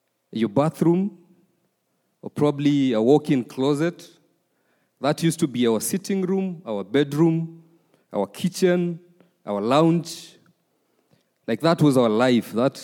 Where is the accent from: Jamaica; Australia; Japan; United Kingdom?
Japan; Uruma, Okinawa; English is a second language; I was raised in Uruma. The story starts some years back. Very early age of my upbringing, I was the firstborn in a family of five. There's a lot of pressure back in our country when you're a firstborn.